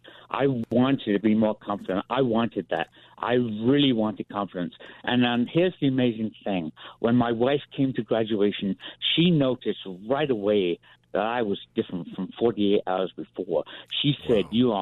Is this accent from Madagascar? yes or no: no; England, United Kingdom; moved away; I'm an Englishman.